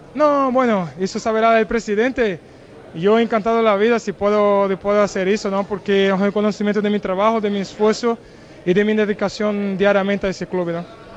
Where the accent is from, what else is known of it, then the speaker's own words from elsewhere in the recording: Brazil; Spanish is a second language; also born or lived in Portugal; now in Spain; la ciudad que nací en Brasil y donde tengo ahí toda la, mi familia